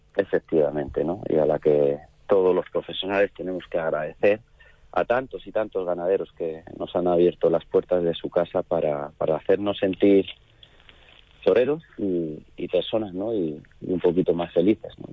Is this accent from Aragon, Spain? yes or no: no; Córdoba, Andalusia, Spain; aquí en mi plaza, en mi tierra, en Córdoba